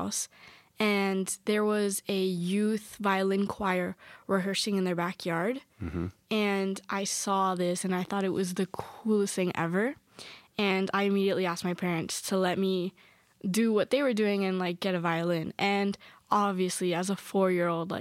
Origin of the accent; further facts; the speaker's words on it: Miami, Florida, United States; I was born and raised in Miami, Florida, but my entire family is from Caracas, Venezuela